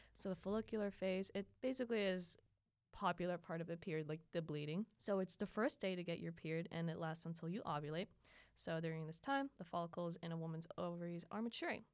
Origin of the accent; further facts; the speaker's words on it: Philippines; now in United States; growing up in the Philippines